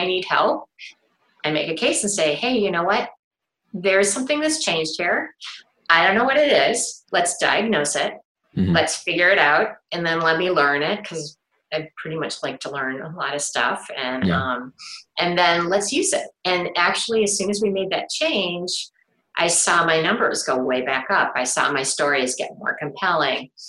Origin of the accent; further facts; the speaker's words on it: Cleveland, Ohio, United States; I grew up in Cleveland